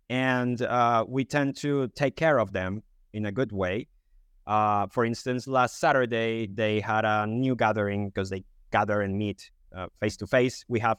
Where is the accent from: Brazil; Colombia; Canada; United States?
Colombia; English is a second language; now in United Kingdom; I'm Colombian, but I've been living in the UK. That's why my accent is a bit different.